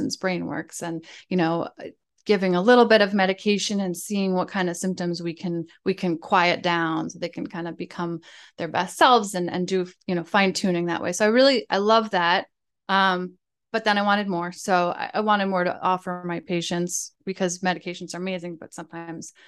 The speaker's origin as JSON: {"language": "English", "region": "New Jersey", "country": "United States", "tie": "born or raised there", "also_born_or_lived": "Boston", "moved": "as an adult", "lives_now": "New York City, United States", "said": "I grew up in New Jersey"}